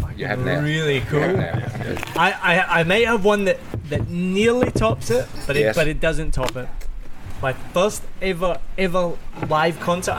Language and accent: English; Scotland, United Kingdom; also born or lived in Melbourne, Australia; now in Ho Chi Minh City, Vietnam; I'm Scottish